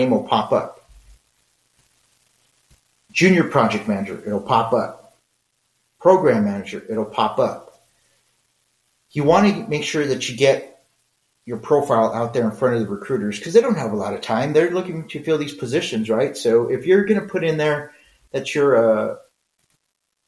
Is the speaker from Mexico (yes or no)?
yes; Mexico; I'm Mexican.